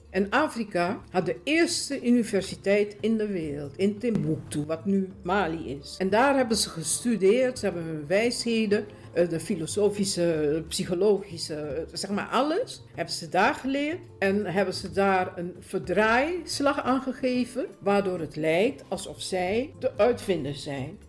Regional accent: Suriname; now in Netherlands; Ik ben geboren in Suriname. Ik woon ruim 50 jaar woon ik in Nederland

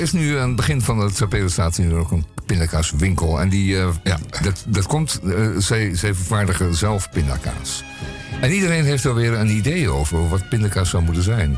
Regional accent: Belgium; als Belg zijnde

